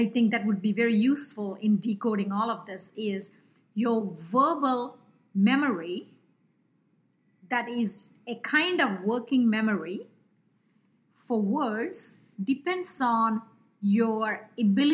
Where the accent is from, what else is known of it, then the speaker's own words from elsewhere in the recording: India; accent: Indian; English is a second language; with my Indian accent